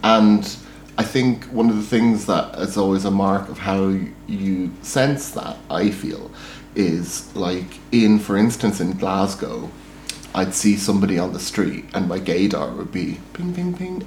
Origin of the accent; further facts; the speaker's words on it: Ireland; moved away as an adult; also born or lived in Scotland; now in Manchester, United Kingdom; as an Irish person who also used to live in Scotland, who only arrived here 10 years ago